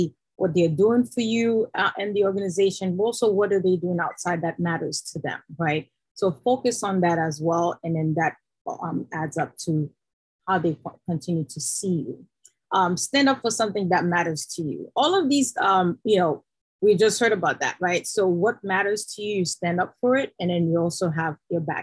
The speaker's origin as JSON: {"language": "English", "country": "Haiti", "moved": "yes", "said": "I'm originally from Haiti"}